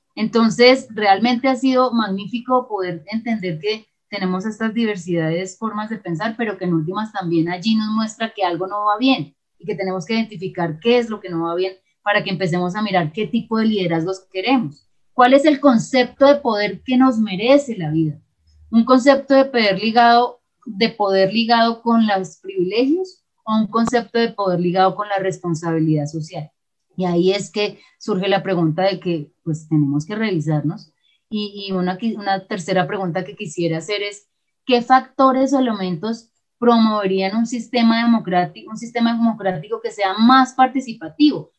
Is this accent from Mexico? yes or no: no; Colombia; pensarnos como colombianos y colombianas